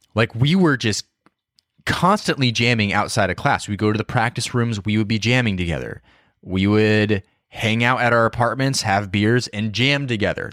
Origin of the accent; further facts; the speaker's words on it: Idaho, United States; moved away as an adult; also born or lived in Seattle; I grew up in Idaho, like kind of a, you know, a smaller town